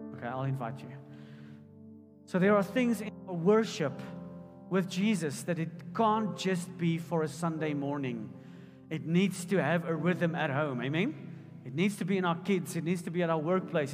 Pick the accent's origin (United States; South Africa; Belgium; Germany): South Africa; Potchefstroom, North West; I grew up in Potchefstroom